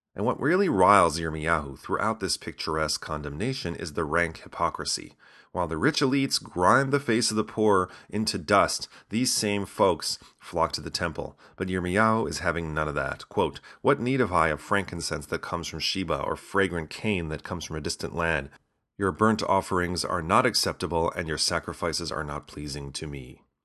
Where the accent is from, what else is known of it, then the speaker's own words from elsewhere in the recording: Chicago, Illinois, United States; As a child growing up in Chicago